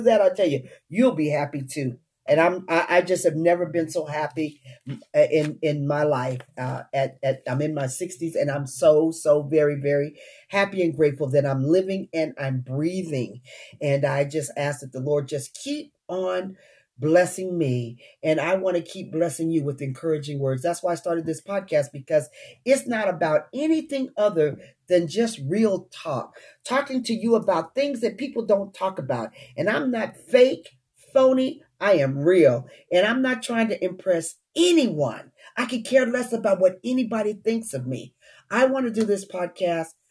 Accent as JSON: {"language": "English", "region": "Utah", "country": "United States", "tie": "born or raised there", "also_born_or_lived": "Washington, D.C.", "moved": "as an adult", "said": "I uprooted myself from the Washington, D.C. area to come back to my hometown, Utah"}